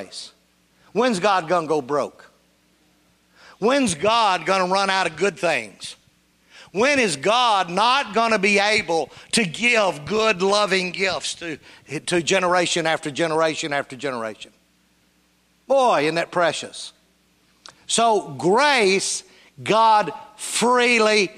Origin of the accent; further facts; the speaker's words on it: Union City, Tennessee, United States; I was raised in Union City, Tennessee.